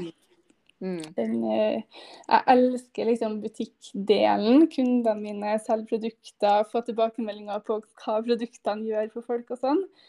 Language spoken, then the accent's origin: Norwegian; Trondheim, Trøndelag, Norway; fra Trondheim, med jente på fire år her